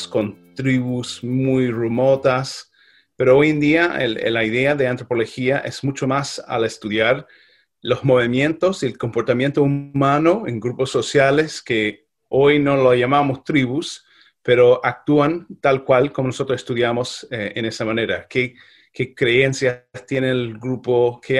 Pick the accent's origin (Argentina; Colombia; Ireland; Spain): Ireland; Spanish is a second language; now in United States; Yo nací en Irlanda, eh, trabajé ahí eh, como niño irlandés hasta que el momento llegó a mudarme a Estados Unidos eh, con mi familia.